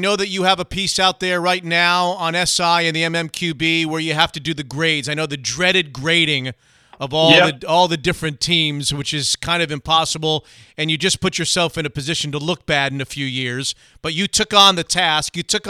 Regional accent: South Florida, United States; I grew up in South Florida, kind of in the shadows of the Orange Bowl and so forth.

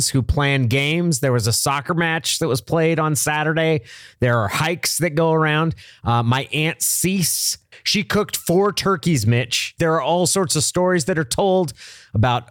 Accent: Oregon, United States; We would drive down from Oregon.

